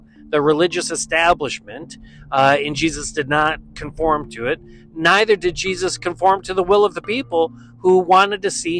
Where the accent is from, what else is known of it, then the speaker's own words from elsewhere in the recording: Western New York, United States; Growing up in Western New York